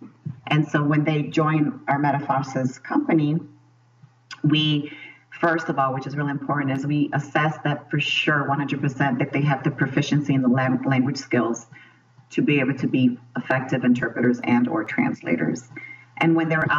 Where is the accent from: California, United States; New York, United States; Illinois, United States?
Illinois, United States; Chicago; I was born and raised in Chicago